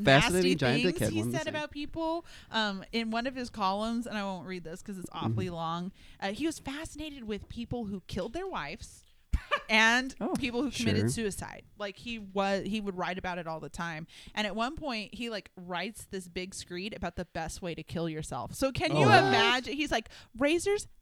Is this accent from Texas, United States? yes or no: yes; El Paso, Texas, United States; moved away; El Paso, which is my hometown